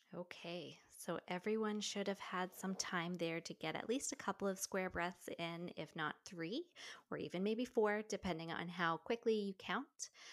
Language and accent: English; Newfoundland and Labrador, Canada; I grew up in Newfoundland